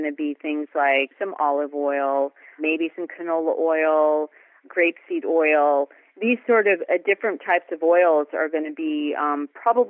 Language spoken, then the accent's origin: English; Los Angeles, California, United States; I was born and raised in Hollywood